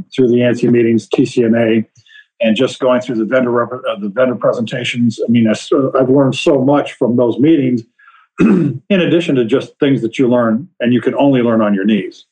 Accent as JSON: {"language": "English", "region": "Iowa", "country": "United States", "tie": "born or raised there", "moved": "as an adult", "said": "moved back to my home state of Iowa"}